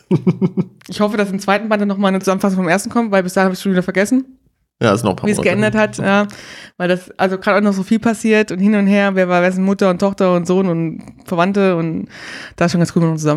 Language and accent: German; Berlin, Germany; Ich bin in Berlin zur Schule gegangen